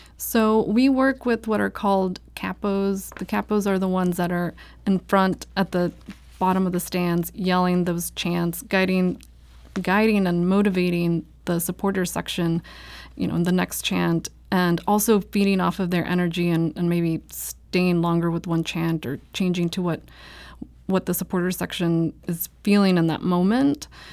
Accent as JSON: {"language": "English", "region": "South Texas", "country": "United States", "tie": "born or raised there", "moved": "yes", "lives_now": "St. Louis, United States", "said": "I grew up in South Texas. My family is from Mexico"}